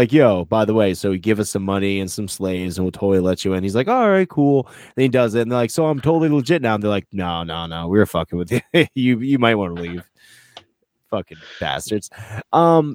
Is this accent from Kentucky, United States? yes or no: no; Northern Vermont, United States; I'm from Northern Vermont